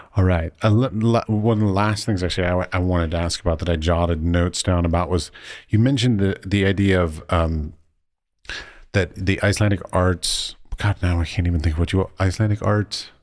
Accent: United States; moved away as an adult; now in Czech Republic; as an American

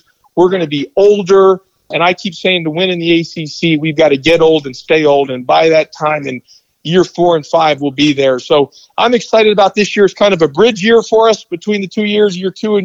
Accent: Houston, Texas, United States; also born or lived in Tucson, Arizona / Memphis; now in Atlanta, United States; I grew up in Houston, Texas.

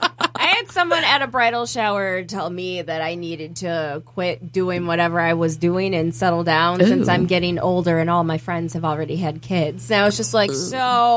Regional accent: New York, United States; I'm from New York. I didn't say I was Jewish.

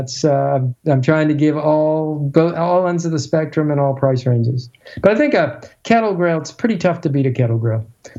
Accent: Baltimore, Maryland, United States; I grew up in Baltimore

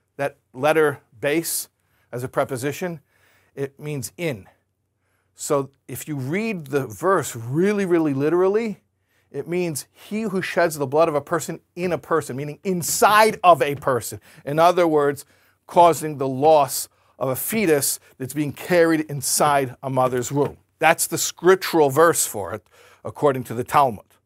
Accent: United States; I grew up in America. I'm very familiar with that culture

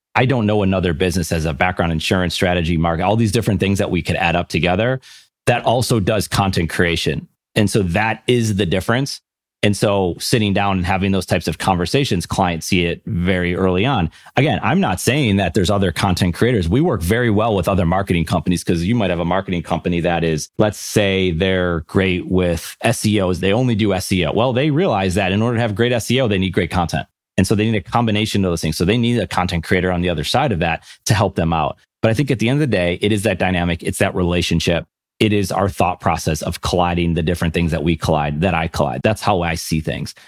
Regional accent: Buffalo, New York, United States; I'm from Buffalo, New York, so of course you grew up a Bills and Sabres fan

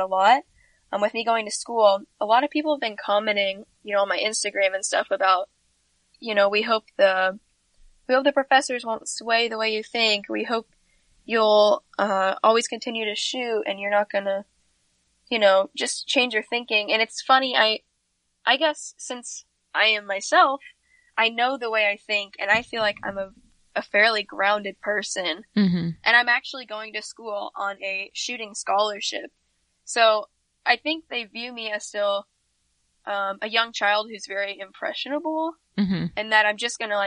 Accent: Missouri, United States; I'm still in Missouri.

